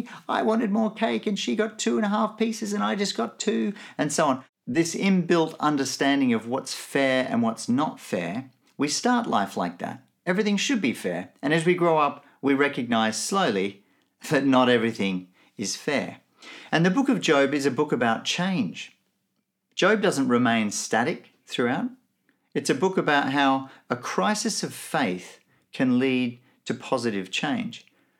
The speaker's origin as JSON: {"language": "English", "country": "Nigeria", "tie": "born or raised there", "also_born_or_lived": "Benin / Melbourne", "moved": "yes", "lives_now": "Brisbane, Australia", "said": "I grew up in Nigeria and Benin, two countries in Africa. My parents were both missionaries, so I grew up in a very different context to the one that I now live in Brisbane, in Australia."}